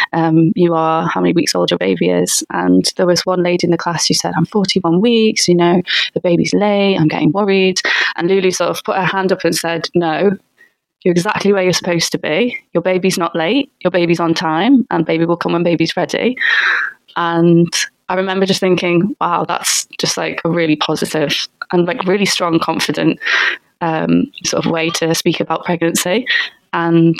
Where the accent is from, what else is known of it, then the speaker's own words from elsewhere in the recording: Liverpool, North West England, United Kingdom; moved away as an adult; now in London, United Kingdom; I'm from Liverpool originally.